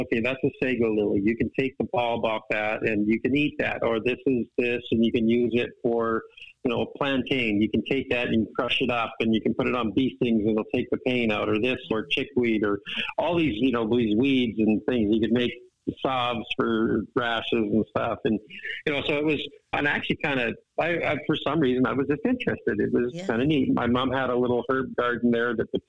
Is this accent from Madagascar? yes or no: no; Vancouver Island, British Columbia, Canada; I grew up on Vancouver Island, British Columbia in Canada.